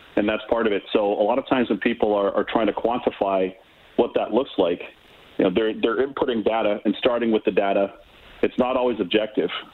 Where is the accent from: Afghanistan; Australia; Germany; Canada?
Canada; Toronto, Ontario; I grew up in Toronto.